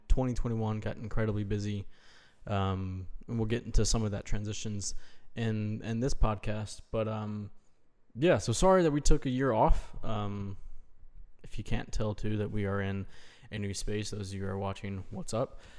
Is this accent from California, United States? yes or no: no; Greenville, South Carolina, United States; also born or lived in Chattanooga, Tennessee / Winston-Salem / Columbia, South Carolina; moved to Greenville, um, which is where my parents are from and where I'm from originally